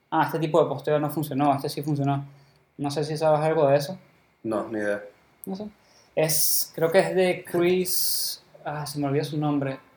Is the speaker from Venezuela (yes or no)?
yes; Venezuela; los dos somos venezolanos.